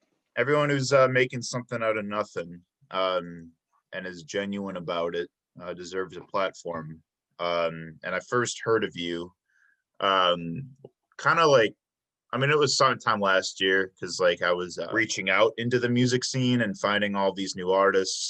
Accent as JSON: {"language": "English", "town": "Chicago", "region": "Illinois", "country": "United States", "moved": "as an adult", "lives_now": "Milwaukee, United States", "said": "I'm from Chicago area, but I've only been here for 6 years"}